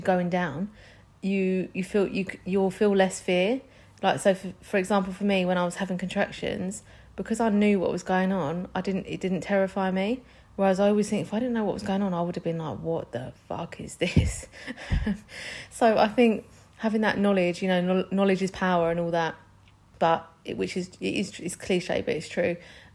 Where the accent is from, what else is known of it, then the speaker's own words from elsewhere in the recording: London, United Kingdom; I'm from London.